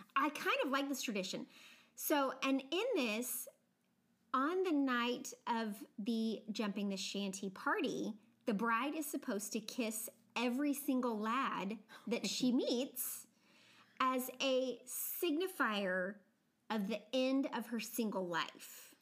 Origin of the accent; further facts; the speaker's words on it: United States; I am from a part of the country that definitely has a more subtle accent, but I very definitely have an accent.